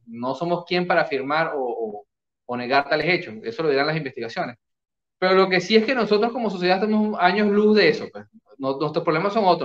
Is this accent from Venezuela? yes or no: yes; Venezuela